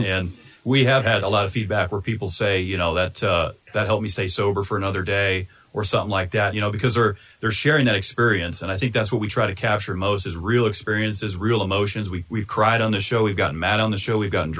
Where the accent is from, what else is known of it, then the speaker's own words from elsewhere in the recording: East Coast, United States; moved away; I grew up on the East Coast